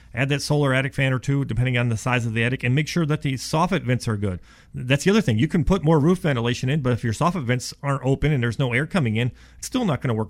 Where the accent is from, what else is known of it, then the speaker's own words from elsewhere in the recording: Ohio, United States; now in Dallas, United States; I'm from Ohio